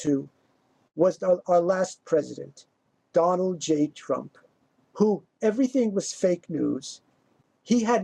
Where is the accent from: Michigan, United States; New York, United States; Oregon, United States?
New York, United States; South Shore, Long Island; I came from the South Shore, more middle class, poorer community.